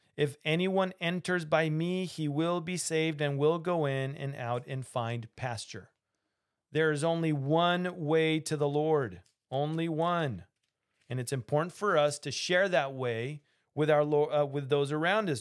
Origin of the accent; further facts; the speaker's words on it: Argentina; I can do that accent because I'm from Argentina and, uh, yo hablo español